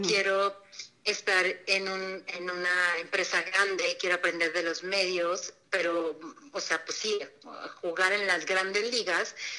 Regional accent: Torreón, Coahuila, Mexico; moved away as an adult; also born or lived in Mexico City; yo nací en Torreón

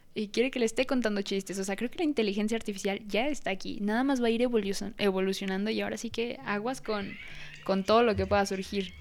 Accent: Mexico; si nací en México

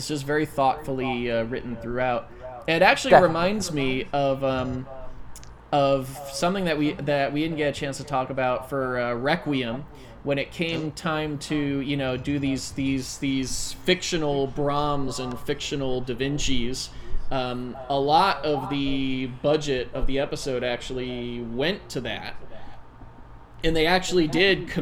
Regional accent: United States; as an American

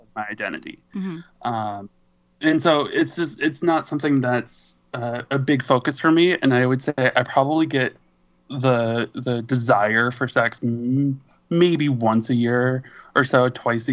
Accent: Wisconsin, United States; also born or lived in San Francisco, California; now in Minneapolis, United States; I'm originally from Wisconsin

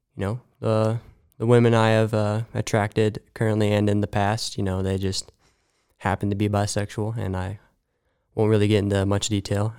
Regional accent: Mahomet, Illinois, United States; moved away; I'm actually from Bahama, Illinois

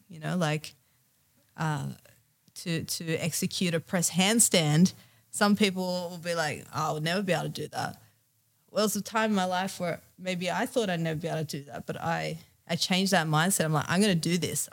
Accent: Australia; being here and being in Australia, being Australian, and yeah, it's it's a great country

